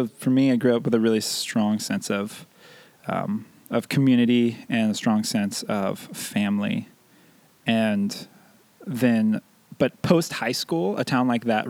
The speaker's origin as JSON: {"language": "English", "town": "Escalon", "region": "California", "country": "United States", "tie": "born or raised there", "moved": "yes", "said": "I grew up not too far, actually, from where Chris grew up. I grew up in a town called Escalon, which is about 10 minutes from Modesto. And hopefully most people are familiar with Modesto, but essentially it's like Central Valley, California."}